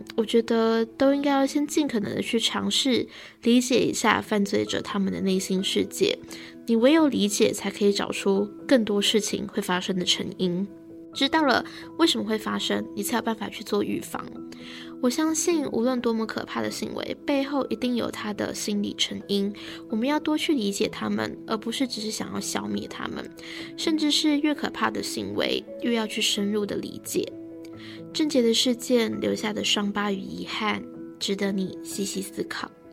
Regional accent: Taiwan; 我们台湾人

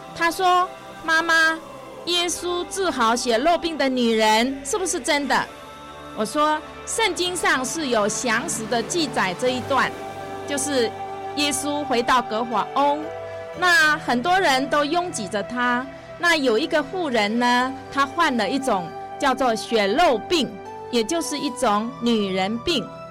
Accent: Beigang, Yunlin County, Taiwan; 他从小在我们两个都是在妈祖庙边

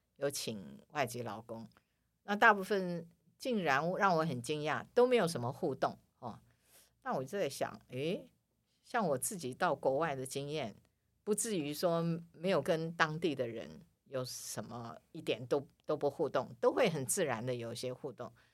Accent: Taiwan; also born or lived in Manila, Philippines; 我是台湾的，台湾人

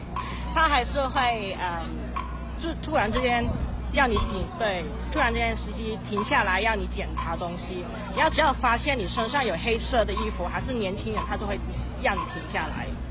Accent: Hong Kong; 可是我们香港人现在就是在这五五年之间，我们之前雨伞运动之后，就是已经发生了很多事情

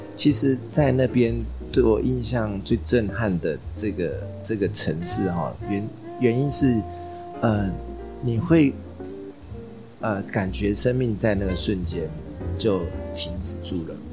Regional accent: Taipei, Taiwan; 我很幸运地在万华，从小在万华长大

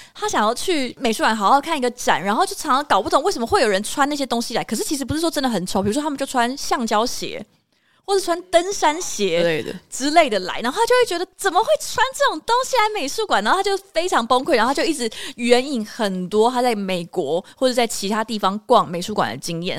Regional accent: Taiwan; 因为我是在台湾这个环境里面长大

